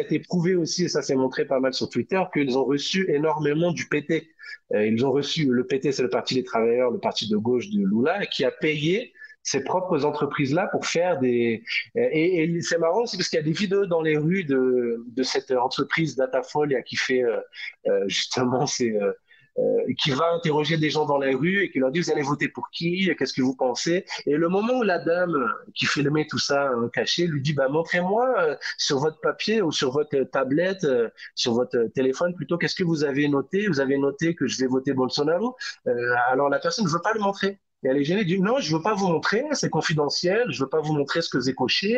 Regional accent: France; moved away as an adult; now in Brazil; je suis français

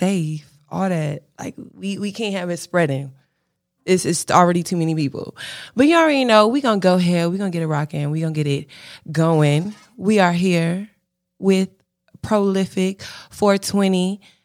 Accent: Charlotte, North Carolina, United States; also born or lived in Fayetteville, North Carolina; I was born in Fayetteville, but I grew up in Charlotte

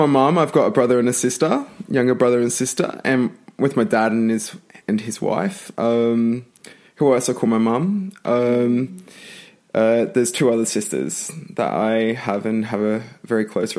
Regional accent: Brisbane, Queensland, Australia; My background, I grew up in Brisbane, in a single parent family mostly. So my dad's indigenous and my mum has blonde hair and blue eyes. And I was probably the fairest, the first born in my family

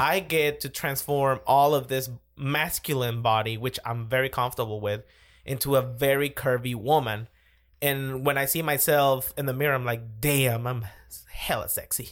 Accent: Caracas, Capital District, Venezuela; moved away as an adult; also born or lived in Nashville, Tennessee; I was born in Caracas, born and raised

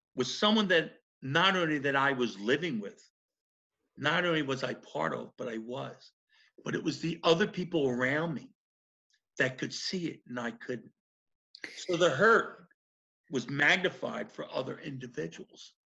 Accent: Philadelphia, Pennsylvania, United States; specifically South Philly. So that's where my Southern comes from

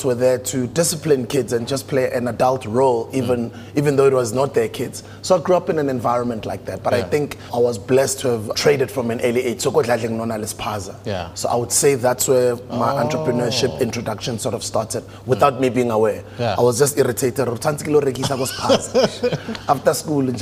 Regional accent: Tembisa, Gauteng, South Africa; I grew up in a township called Tembisa, dusty streets.

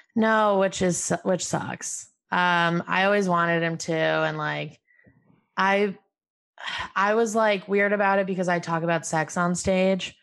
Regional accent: Albany, New York, United States; moved away as an adult; I'm from Albany, New York, my mom's whole family came to Albany

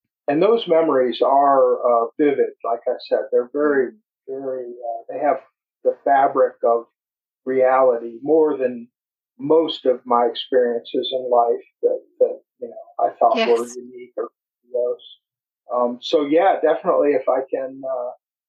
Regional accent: United States; also born or lived in Upper Peninsula of Michigan / Florida / Appalachia; I'm an American

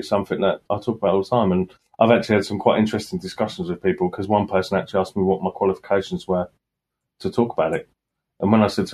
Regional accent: Sutton Coldfield, West Midlands, United Kingdom; I was born in Sutton Coldfield

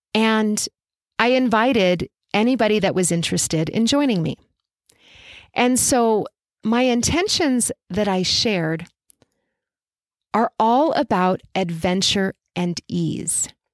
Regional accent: Albuquerque, New Mexico, United States; I coached forever in person in my hometown of Albuquerque, New Mexico.

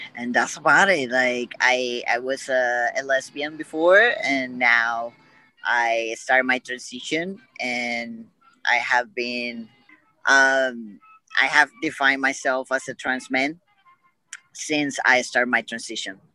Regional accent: Puerto Rico; I'm from Puerto Rico

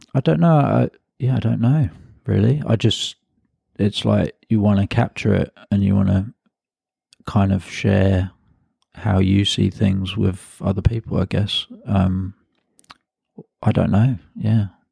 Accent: London, United Kingdom; I'm originally from London, um, and I grew up in a part of London called Hackney, uh, which is in the northeast of London

